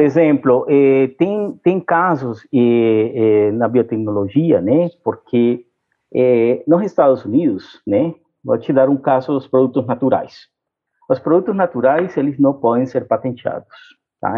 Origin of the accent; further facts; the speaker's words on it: Brazil; como brasileiro